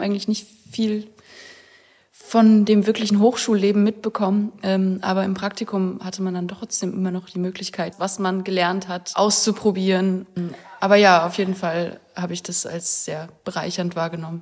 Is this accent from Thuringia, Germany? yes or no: yes; Weimar, Thuringia, Germany; moved away as an adult; now in Görlitz, Germany; Aus Weimar komme ich